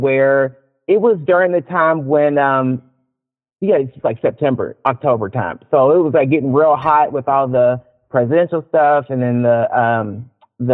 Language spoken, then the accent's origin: English; Louisville, Kentucky, United States; now in Seattle, United States; I'm from Louisville, Kentucky